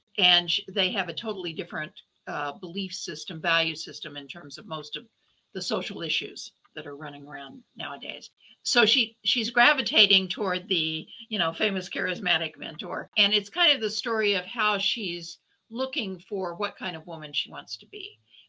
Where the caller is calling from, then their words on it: Milwaukee, Wisconsin, United States; I'm joining you from Milwaukee, Wisconsin. It's still cold here, even though it's the end of middle of March. We don't get much spring here, unfortunately.